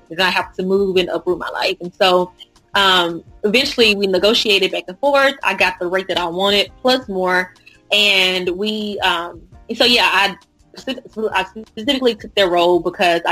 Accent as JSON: {"language": "English", "town": "Dallas", "region": "Texas", "country": "United States", "also_born_or_lived": "Houston, Texas", "said": "originally I'm from Dallas, and went to school at PV, which is by Houston."}